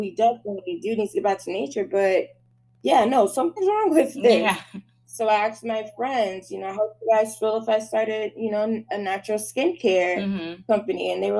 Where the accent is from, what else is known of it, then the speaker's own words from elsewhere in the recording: Michigan, United States; I'm from Michigan, and as you guys know, I just love to do makeup